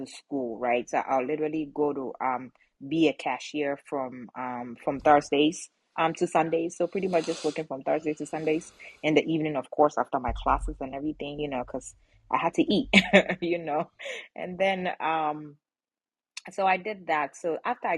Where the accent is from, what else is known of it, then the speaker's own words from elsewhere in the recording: Ghana; moved away; where I'm from, I was born in Ghana, West Africa, proud one. And, you know, so that's where I'm from.